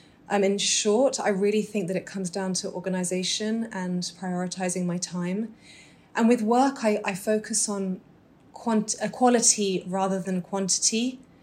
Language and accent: English; Dubai, United Arab Emirates; also born or lived in Doha / London / Muscat / South of England; I was born in Dubai to British Egyptian parents. Growing up, I lived in Dubai, Doha, London, Muscat.